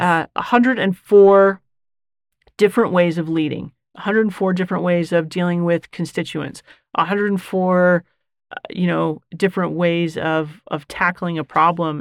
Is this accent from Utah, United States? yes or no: yes; Bountiful, Utah, United States; I am born and raised. So, Leo J. Muir Elementary, Mueller Park Junior High, Bountiful High School